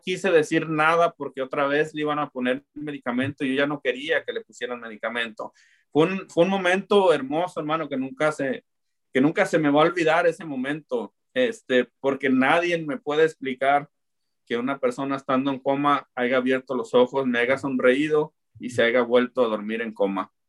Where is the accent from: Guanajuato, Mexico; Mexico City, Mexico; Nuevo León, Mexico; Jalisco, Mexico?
Jalisco, Mexico; Zapopan; moved away as an adult; also born or lived in Guadalajara, Jalisco / Olympia, Washington; now in Lacey, United States; soy originario de Guadalajara, pero yo crecí en Zapopan